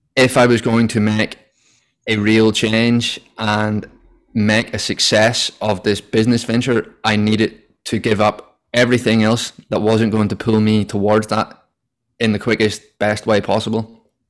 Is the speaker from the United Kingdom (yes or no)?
yes; Northern Ireland, United Kingdom; moved away as an adult; now in Sydney, Australia; I am from originally Northern Ireland